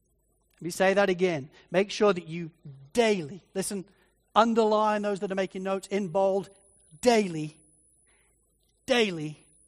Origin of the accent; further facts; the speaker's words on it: Spalding, East Midlands, United Kingdom; growing up in Spalding in Lincolnshire in England, there was nothing to do. And I mean zip. It's a country town.